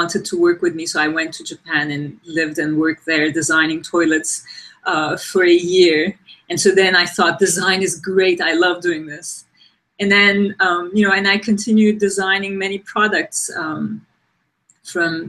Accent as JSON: {"language": "English", "country": "Turkey", "tie": "born or raised there", "also_born_or_lived": "Ankara, Turkey / New York, United States", "moved": "as an adult", "said": "I grew up in Turkey. I went to design school in Turkey in Ankara"}